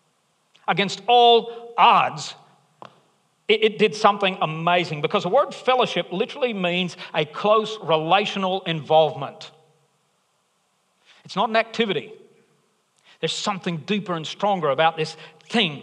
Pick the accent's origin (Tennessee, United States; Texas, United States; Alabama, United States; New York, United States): Alabama, United States; I'm from Alabama